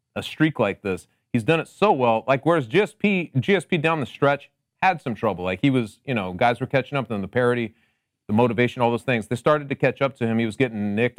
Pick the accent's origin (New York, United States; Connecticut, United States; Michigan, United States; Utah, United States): Connecticut, United States; I'm also from Connecticut, but I am known as the mayor of the Mu-, nutmeg state